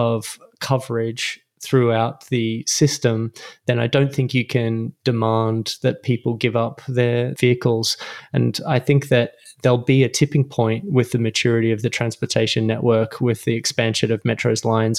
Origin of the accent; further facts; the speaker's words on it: Melbourne, Victoria, Australia; moved away as an adult; also born or lived in London, United Kingdom; now in Los Angeles, United States; I was born and raised in Melbourne, Australia